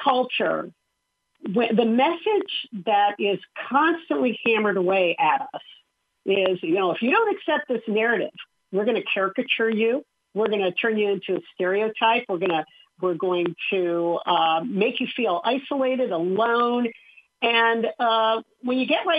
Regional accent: Southern California, United States; I grew up in Southern California

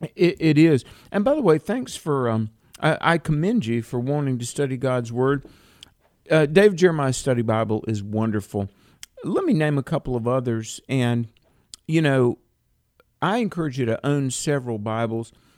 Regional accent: North Carolina, United States; North Carolina, my home state

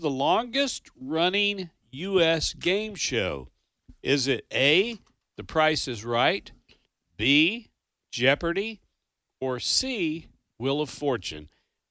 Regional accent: Kentucky, United States; I grew up in Kentucky

